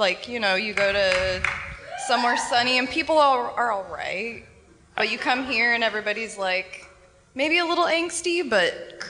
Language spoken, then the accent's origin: English; Oregon, United States; also born or lived in Portland; I'm from Oregon.